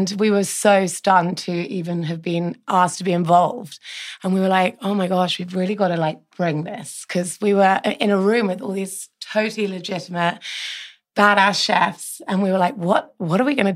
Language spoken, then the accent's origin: English; United Kingdom; moved away as an adult; now in New York City, United States; I'm just a Brit. Born and bred.